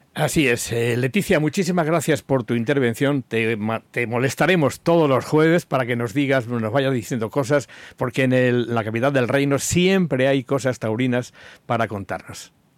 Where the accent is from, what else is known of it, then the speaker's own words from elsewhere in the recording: Albacete, Castilla-La Mancha, Spain; de mi tierra, de Albacete